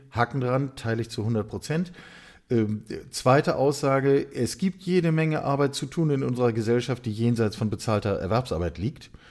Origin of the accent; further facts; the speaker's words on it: West Germany, Germany; ich bin Jahrgang achtundsechzig, äh, in der Republik West aufgewachsen